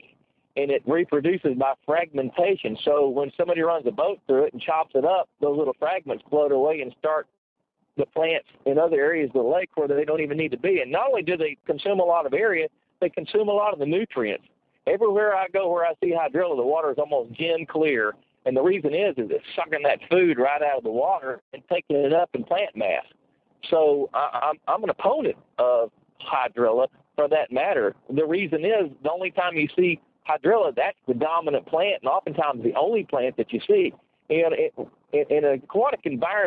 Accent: Texas, United States; my home state of Texas where I live

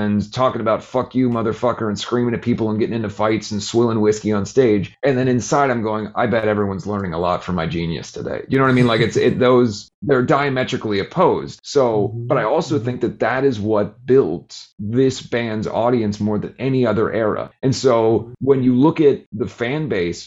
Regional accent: Cincinnati, Ohio, United States; Growing up in Cincinnati, playing in a band that's dressed in … makeup

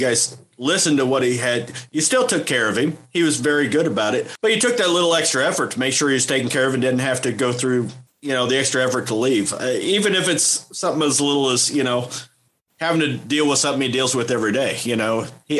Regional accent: Missouri, United States; I'm from Missouri, man. I'm used to a broken transmission here and there.

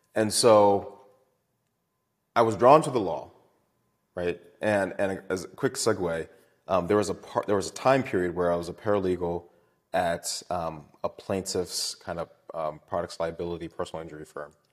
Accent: Baltimore, Maryland, United States; I am from Maryland. Uh, I went to Poly for high school.

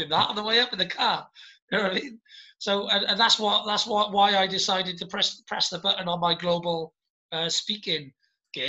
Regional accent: United Kingdom; as a British person and as an entrepreneur in Britain and as a flag bearer for Wales and the UK. I'm very British

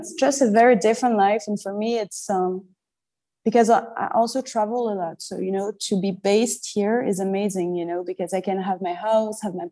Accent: Paris, Île-de-France, France; moved away as an adult; now in Marrakesh, Morocco; I was born and raised in Paris

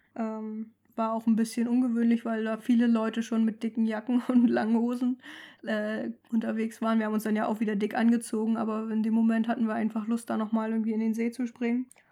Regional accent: Mecklenburg-Vorpommern, Germany; moved away; also born or lived in Hamburg; Wir kommen ja beide aus MacPom

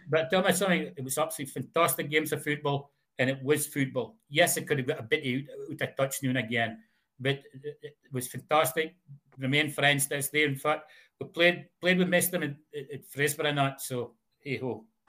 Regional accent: Fraserburgh, Scotland, United Kingdom; I started for Fraserburgh.

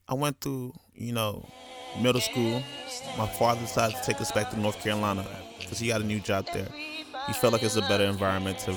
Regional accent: Nigeria; I'm Nigerian, like they don't really big up joining the military

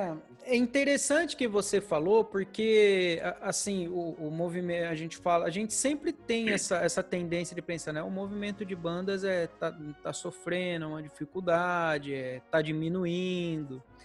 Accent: Presidente Prudente, São Paulo, Brazil; now in Salto, Brazil; eu não sou daqui, né? Eu sou de Presidente Prudente, já um, bastante Sim. longe daqui, né? mais para o interior

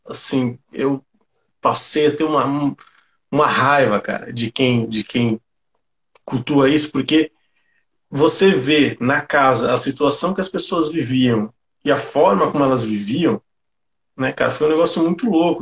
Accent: São Paulo, Brazil; sou um cara que, que vem aqui da periferia de São Paulo, sou aqui do Grajaú

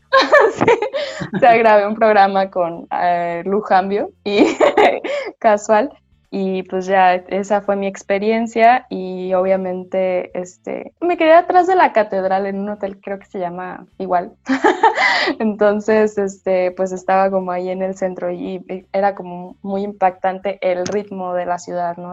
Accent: Culiacán, Sinaloa, Mexico; accent: northern; now in Mexico City, Mexico; De Culiacán, Sinaloa

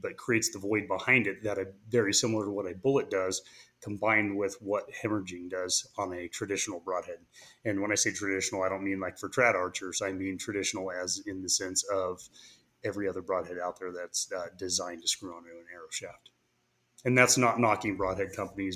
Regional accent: California, United States; moved away as an adult; now in Boise, United States; I was initially from California

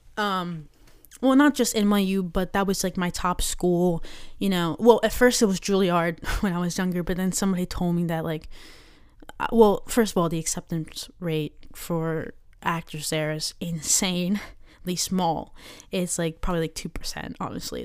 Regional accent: Maryland, United States; I'm from Maryland.

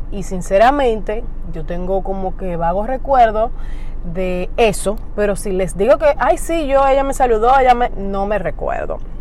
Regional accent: Dominican Republic; aquí en mi país, República Dominicana

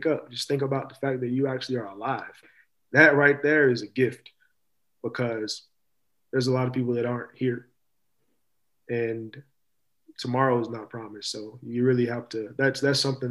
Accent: Louisville, Kentucky, United States; I'm from Louisville, Kentucky. I take great pride

